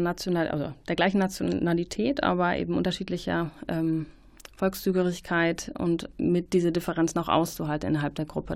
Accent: Germany; uns als ähm, ja, Deutsche

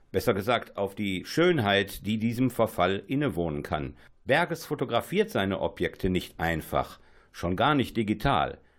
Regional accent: North Rhine-Westphalia, Germany; now in Düsseldorf, Germany; Ich bin im Ruhrgebiet aufgewachsen, komme heute aus Düsseldorf, also an, andere Welt. Äh, aber äh, ich bin im Ruhrgebiet aufgewachsen und habe teilweise natürlich solche Siedlungen kennengelernt.

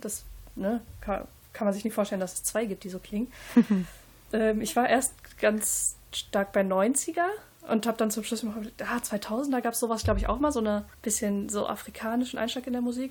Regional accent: Northern Germany, Germany; ich bin aus Norddeutschland

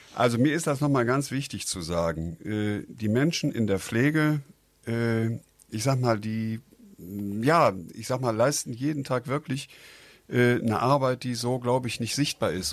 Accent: Düsseldorf, North Rhine-Westphalia, Germany; ich komme auch aus Düsseldorf

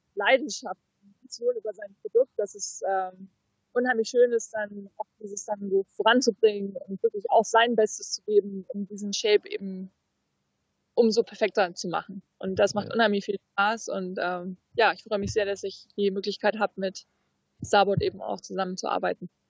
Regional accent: Fuerteventura, Canary Islands, Spain; auf Fuerteventura, da haben wir einen Hafen, da ist eigentlich immer flaches Wasser und daneben ist Rocky Point. Das ist eigentlich so der Spot, wo ich angefangen habe mit, mit Wellenreiten, wo ich groß geworden bin auch

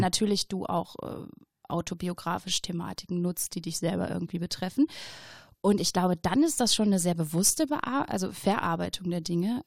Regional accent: Oberhausen, North Rhine-Westphalia, Germany; ich bin in Oberhausen geboren ja. worden, ja, vor 30 Jahren.

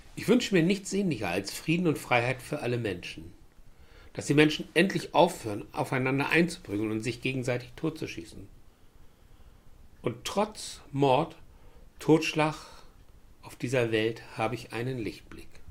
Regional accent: Germany; Ich bin ein Deutscher

